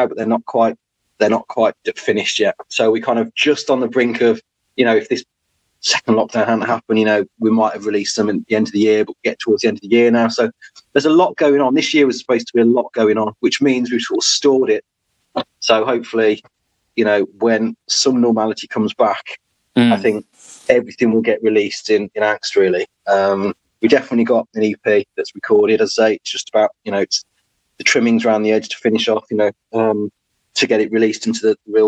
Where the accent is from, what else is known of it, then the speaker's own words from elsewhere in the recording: Wolverhampton, West Midlands, United Kingdom; I'm actually from Wolverhampton.